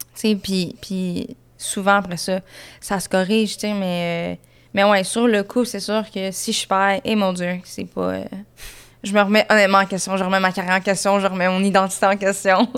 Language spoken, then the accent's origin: French; Saint-Jean-sur-Richelieu, Quebec, Canada; j'ai grandi à Saint-Jean, sur Richelieu